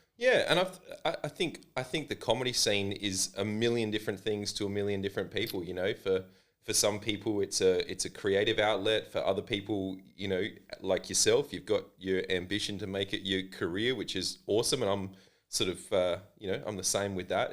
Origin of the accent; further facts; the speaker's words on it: Adelaide, South Australia, Australia; this is my hometown